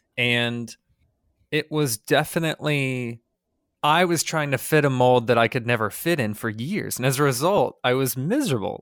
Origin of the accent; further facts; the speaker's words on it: United States; as an American